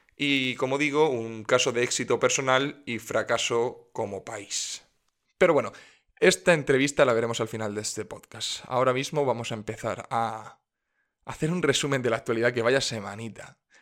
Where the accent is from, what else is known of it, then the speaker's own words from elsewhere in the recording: Region of Murcia, Spain; En mi tierra, en Murcia